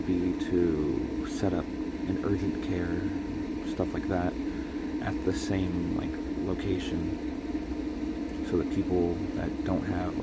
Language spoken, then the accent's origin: English; Texas, United States; now in Rochester, United States; I am originally from Texas